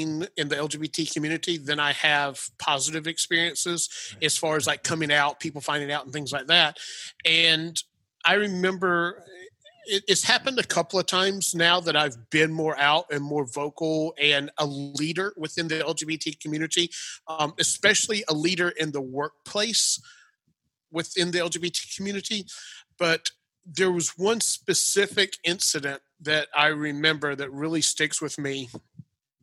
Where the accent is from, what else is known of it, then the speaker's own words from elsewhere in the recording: Clemson, Pendleton, South Carolina area, United States; moved away as an adult; also born or lived in Atlanta, Georgia; when I moved to Atlanta from the Clemson, Pendleton, South Carolina area